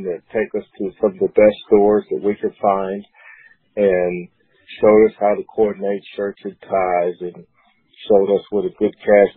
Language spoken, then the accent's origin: English; Springfield, Ohio, United States; moved away as an adult; now in Washington, D.C., United States; I grew up in Springfield all the way through high school